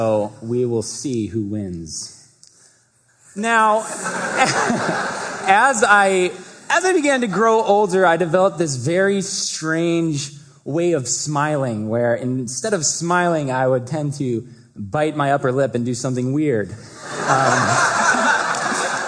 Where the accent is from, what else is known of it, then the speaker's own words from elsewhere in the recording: Vancouver, Washington, United States; also born or lived in Seattle, Washington; I grew up in Vancouver